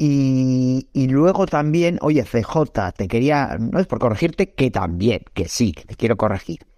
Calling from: Arrankudiaga, Basque Country, Spain; de Arrancudiaga.

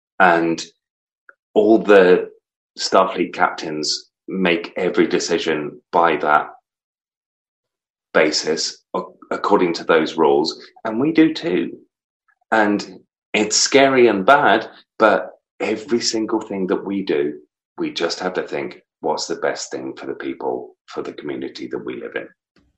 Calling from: North East England, United Kingdom; Still in the northeast of England, my friend.

